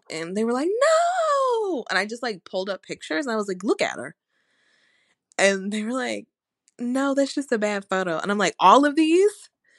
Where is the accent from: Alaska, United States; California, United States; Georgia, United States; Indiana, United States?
Georgia, United States; I'm from Georgia.